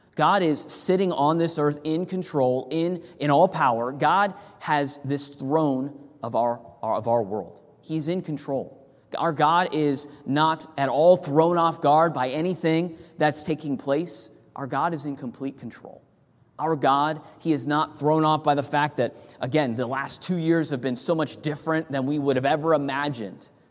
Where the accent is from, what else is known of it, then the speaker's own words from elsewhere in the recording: California, United States; moved away; I grew up in California where the sun sets at the ocean